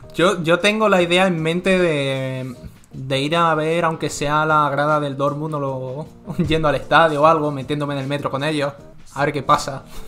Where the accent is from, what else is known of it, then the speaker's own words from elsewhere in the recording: Spain; moved away as an adult; siendo un español que ni siquiera vive ni en España ni en Alemania ahora mismo